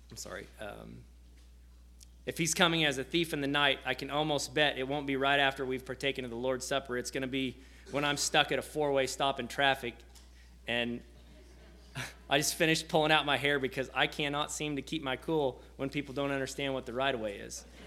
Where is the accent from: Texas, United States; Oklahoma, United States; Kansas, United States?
Kansas, United States; near Osage City; I'm from Section, which is uh, just outside of Osage City, so about 30 miles southwest of Topeka